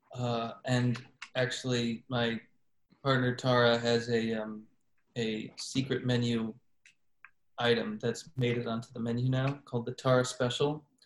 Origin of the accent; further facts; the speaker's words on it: Chicago, Illinois, United States; moved away as an adult; now in Kansas City, United States; growing up in Chicago